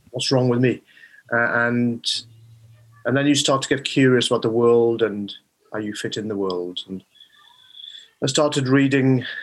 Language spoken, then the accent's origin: English; Rhondda, Wales, United Kingdom; also born or lived in Neath / Swansea; I was born in um, Neath. My parents came over in the 1960s from Bangladesh. So uh, they moved around the UK because my father was a doctor, and then settled. They settled in South Wales, and that's where I was born and uh, brought up in the Rhondda.